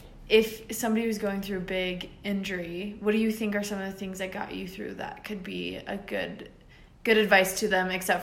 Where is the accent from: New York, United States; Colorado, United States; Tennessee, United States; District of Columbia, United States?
Colorado, United States; I grew up in Colorado and I go to school in Colorado